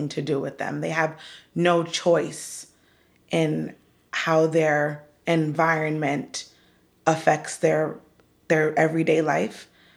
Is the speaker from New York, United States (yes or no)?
no; Hollywood, Florida, United States; now in Pembroke Pines, United States; I was born in Hollywood, Florida, and I currently reside in Pembroke Pines, so just a little bit west